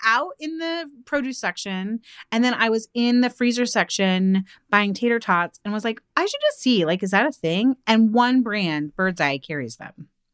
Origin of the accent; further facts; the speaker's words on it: outside of Seattle, Washington, United States; growing up outside of Seattle